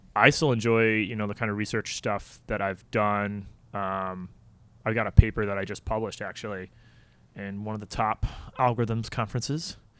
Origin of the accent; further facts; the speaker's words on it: St. Charles, Illinois, United States; moved away as an adult; also born or lived in Canada; I'm from Saint Charles